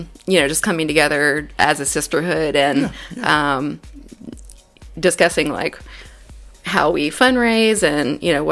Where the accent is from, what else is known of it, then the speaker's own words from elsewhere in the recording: Davidson County, North Carolina, United States; also born or lived in Greensboro; I grew up in Davidson County, south of here, so from the Wahlberg area